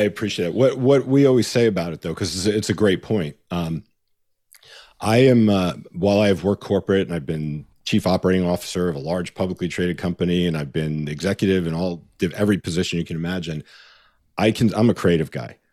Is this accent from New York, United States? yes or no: yes; New York, United States; moved away as an adult; now in Los Angeles, United States; I grew up in New York and I went to college in upstate New York.